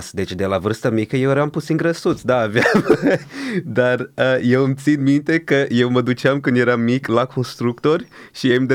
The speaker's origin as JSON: {"language": "Romanian", "country": "Brazil", "moved": "yes", "lives_now": "Romania", "said": "Deja uitase că eram din Brazilia și gata"}